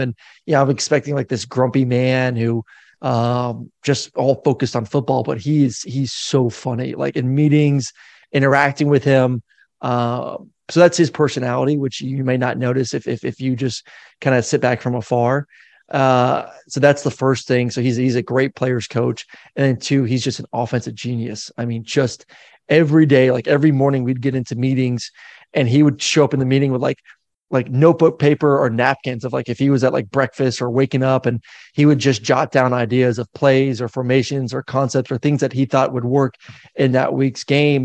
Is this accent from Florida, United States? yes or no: yes; Florida, United States; I'm a kid from Florida